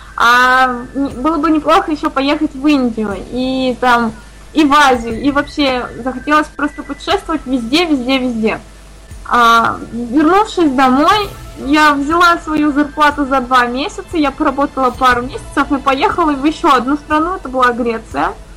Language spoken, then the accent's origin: Russian; Saint Petersburg, Russia; я из Санкт-Петербурга